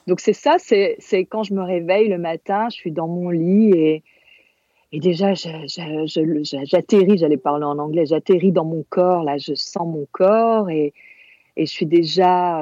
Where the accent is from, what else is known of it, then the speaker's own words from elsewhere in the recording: Corsica, France; first language Corsican; French is a second language; moved away; j'étais en Corse et je parlais pas français, je parlais corse avec mes grands-parents.